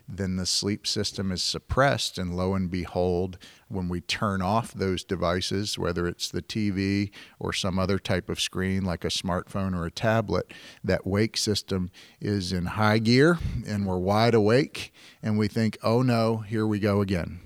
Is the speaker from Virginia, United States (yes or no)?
yes; Virginia, United States; moved away as an adult; also born or lived in San Francisco Bay Area, California; I'm from Virginia